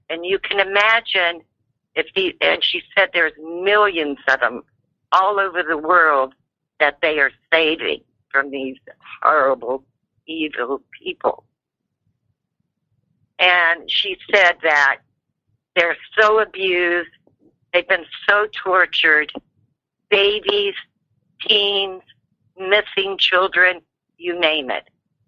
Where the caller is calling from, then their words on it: Oregon, United States; I'm calling from Oregon.